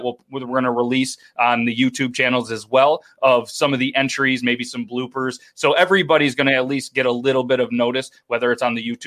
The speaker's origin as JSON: {"language": "English", "country": "United States", "said": "I'm American"}